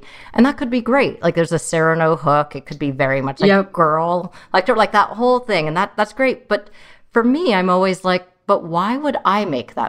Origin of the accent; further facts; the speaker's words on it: San Jose, California, United States; English is a second language; also born or lived in Troy, Michigan; growing up in San Jose